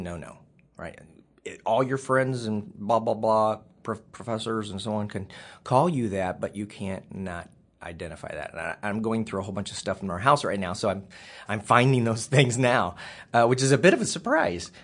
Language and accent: English; Waukee, Iowa, United States; also born or lived in Missouri / West Des Moines, Iowa; we moved to um, West Des Moines, Iowa